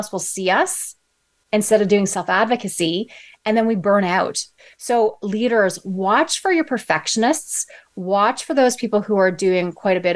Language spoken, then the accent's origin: English; Toronto, Ontario, Canada; I'm from Toronto